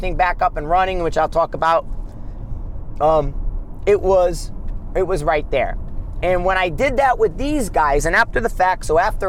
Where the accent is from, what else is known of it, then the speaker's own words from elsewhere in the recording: United States; we're American